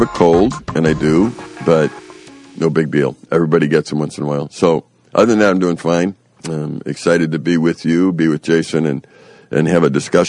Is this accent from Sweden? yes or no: yes; Sweden; I said, you know, I'm from Sweden. We like white skin.